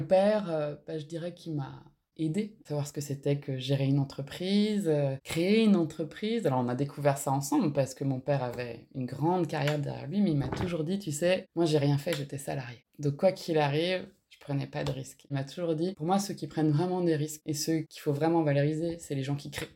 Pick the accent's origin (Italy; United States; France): France; Alsace, Grand Est; moved away; also born or lived in Toulouse / Landes; J'ai grandi en Alsace, au euh, bulle dans la forêt